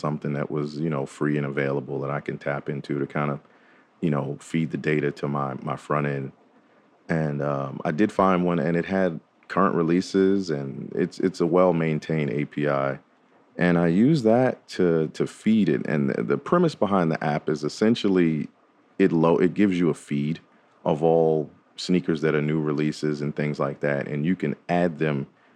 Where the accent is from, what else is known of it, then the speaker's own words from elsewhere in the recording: New York, United States; now in Nashville, United States; I grew up in New York, so, you know, that's a fashion heavy market up there